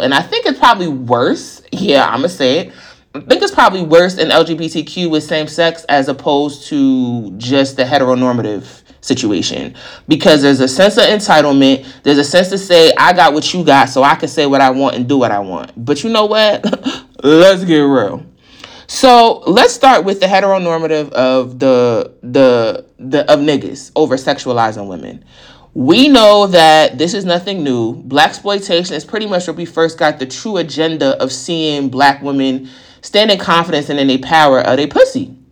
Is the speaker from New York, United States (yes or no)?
yes; New York, United States; growing up in New York